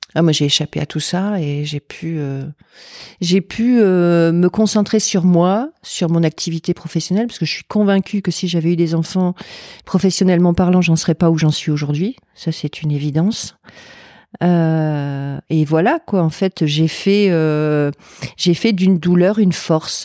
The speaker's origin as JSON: {"language": "French", "town": "Lille", "region": "Hauts-de-France", "country": "France", "said": "c'est du Nord parce que je suis de Lille"}